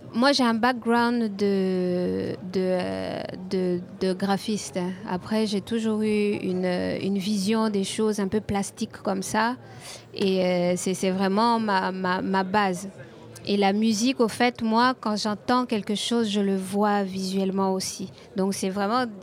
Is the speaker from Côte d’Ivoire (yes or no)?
yes; Côte d’Ivoire; mon, simple environnement, là, quand je sors de chez moi en Côte d'Ivoire